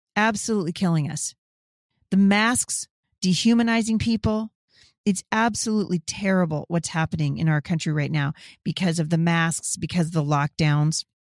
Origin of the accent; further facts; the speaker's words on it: Washington, United States; my home state of Washington